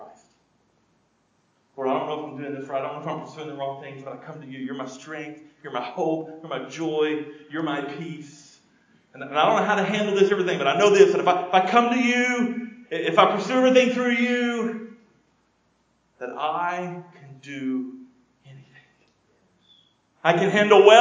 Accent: United States; as an American in an affluent country

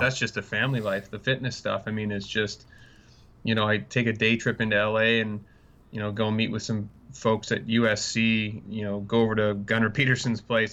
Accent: Canada; moved away; I'm Canadian. I love Canada

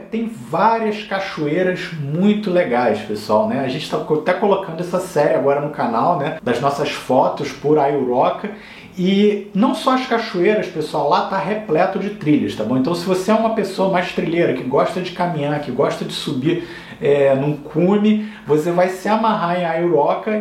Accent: Rio de Janeiro, Brazil; Eu sou carioca

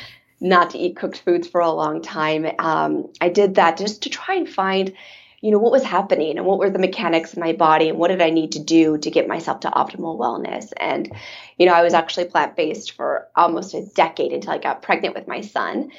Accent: Michigan, United States; I grew up here in Michigan in the Midwest and a very traditional Midwest upbringing

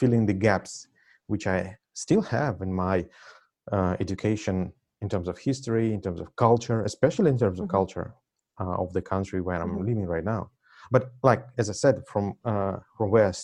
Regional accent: Russia; first language Russian; English is a second language; moved away as an adult; also born or lived in Moscow; now in United States; being born and raised in Russia/Soviet Union.

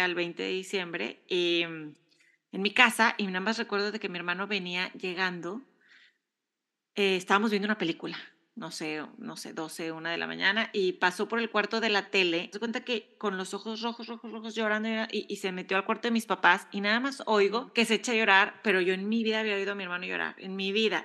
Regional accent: Mexico; now in United States

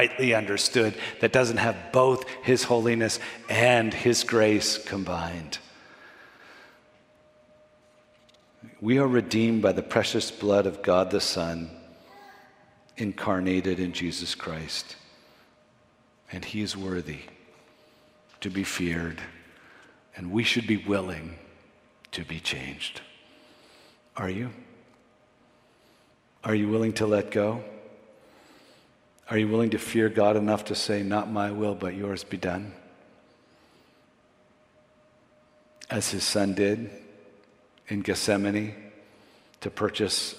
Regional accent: Montreal, Quebec, Canada; also born or lived in Vancouver, Canada / Florida, United States; now in Toronto, Canada; I grew up in Montreal

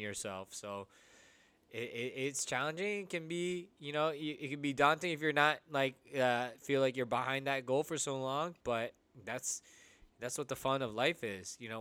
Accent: United States; Filipino, uh, Filipino kids here, first gen here in America

